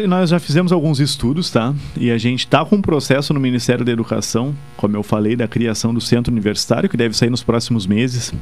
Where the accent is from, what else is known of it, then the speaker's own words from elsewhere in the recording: Pelotas, Rio Grande do Sul, Brazil; also born or lived in Bagé; sou pelotense, natural daqui